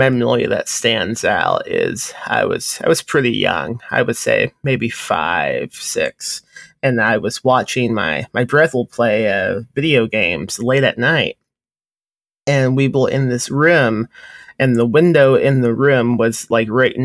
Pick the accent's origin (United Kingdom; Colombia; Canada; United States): United States; Indiana; now in Texas, United States; I grew up in Indiana